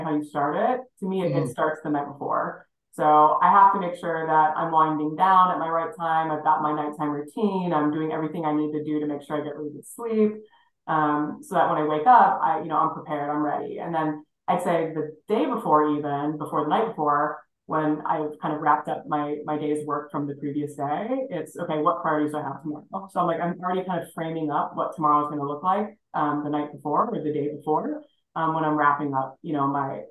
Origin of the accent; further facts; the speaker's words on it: Hawaii, United States; moved away as an adult; now in Minneapolis, United States; Born and raised in Hawaii